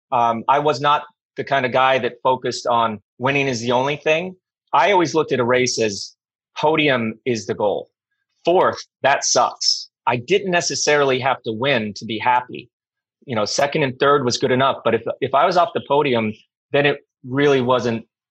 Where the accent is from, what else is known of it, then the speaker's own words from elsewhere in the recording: Colorado, United States; first language English; moved away; also born or lived in Lake Tahoe / Northern California / Europe; I'm from Colorado